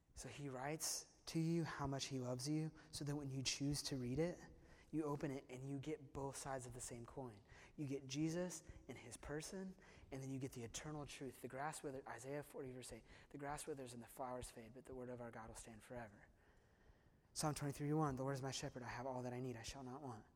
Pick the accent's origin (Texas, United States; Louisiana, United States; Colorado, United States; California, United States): California, United States; Simi Valley; Ronald Reagan is buried in my hometown. He's buried in Simi Valley, California.